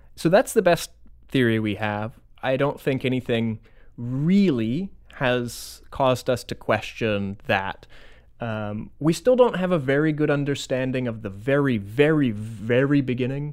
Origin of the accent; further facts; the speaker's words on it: Florida, United States; now in Madison, United States; originally from Florida